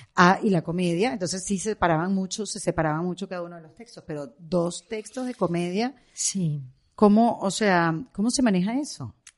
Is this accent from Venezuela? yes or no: yes; Venezuela; moved away as an adult; now in Miami, United States; yo como venezolana